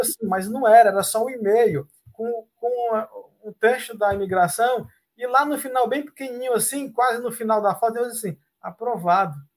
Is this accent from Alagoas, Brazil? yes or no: no; Fortaleza, Ceará, Brazil; moved away as an adult; now in Canada; eu sou de Fortaleza, no Ceará